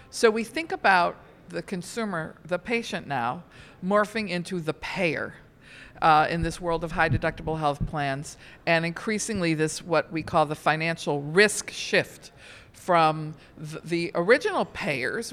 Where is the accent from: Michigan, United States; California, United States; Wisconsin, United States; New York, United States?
Michigan, United States; outside of Detroit; I grew up outside of Detroit.